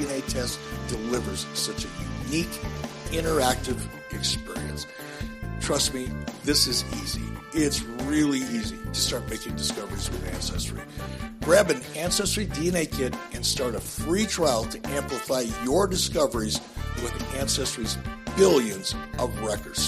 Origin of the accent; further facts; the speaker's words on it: Detroit, Michigan, United States; As a young kid, you know, growing up in Detroit